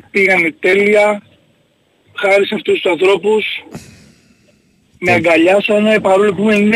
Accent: Keratsini, Attica, Greece; Γεια σου, είμαι από Κερατσίνη.

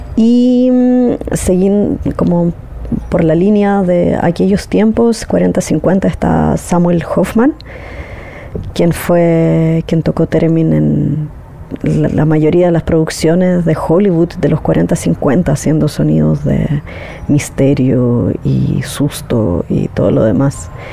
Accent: Chile; Soy exploradora sonora y terminista de Chile

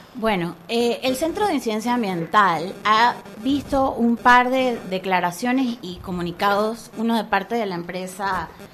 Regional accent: Panama; nuestro país como panameños

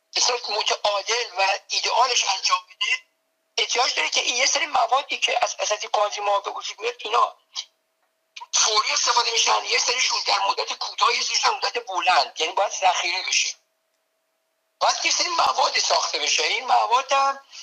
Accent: Tehran, Tehran Province, Iran; moved away as an adult; now in United States; من به قول خودمون بچه تهرانم یعنی در تهران در جنوب شهر تهران در جناب سلطان امیریه متولد شدم دبستان کمال رفتم اونجا

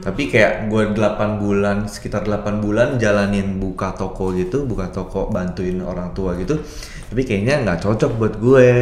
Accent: Jakarta, Indonesia; moved away as an adult; also born or lived in Sydney; gua lahir dan besar di Jakarta

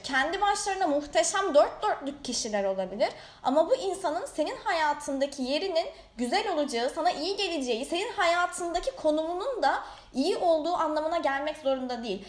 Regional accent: Bandırma, Balıkesir, Turkey; also born or lived in Erdek / Istanbul; Bandırmalıyım, yazları Erdek'teyim.

